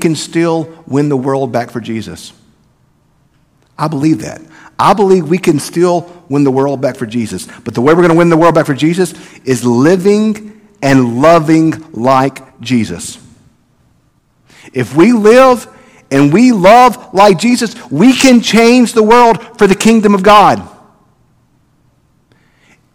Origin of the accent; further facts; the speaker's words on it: the South, United States; I'm from the South, y'all